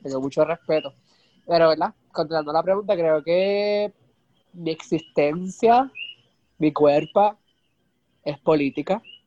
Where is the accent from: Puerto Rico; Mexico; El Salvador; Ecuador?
Puerto Rico; somos boricuas